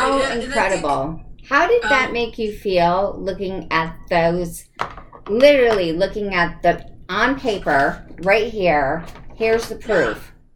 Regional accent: East Coast, United States; I grew up on the East Coast. My bloodline is all from the East and the North.

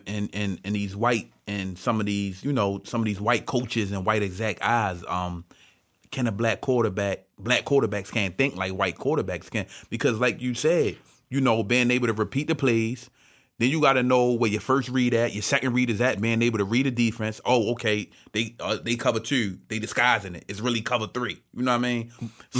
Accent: Baltimore, Maryland, United States; I'm from Baltimore. I'm a Baltimore Ravens fan

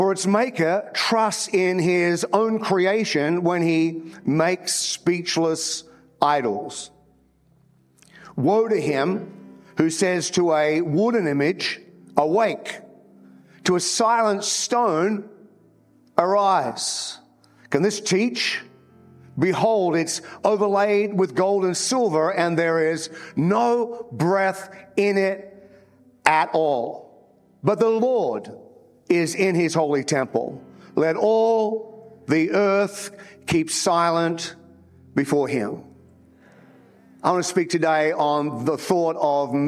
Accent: Australia; moved away as an adult; also born or lived in New Zealand; now in United States; I'm an Australian, but I went to New Zealand to plant a church.

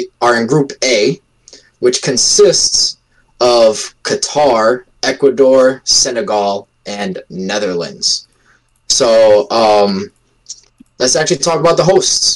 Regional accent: United States; born in America, Portuguese family

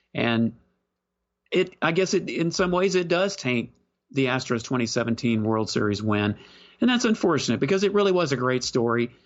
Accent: Texas, United States; I was from Texas

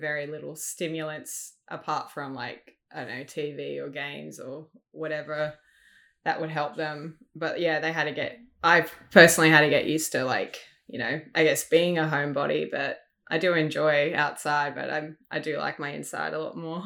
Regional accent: Sydney, New South Wales, Australia; moved away as an adult; now in Melbourne, Australia; I grew up in Sydney. I, uh, recently moved to Melbourne back in April of this year.

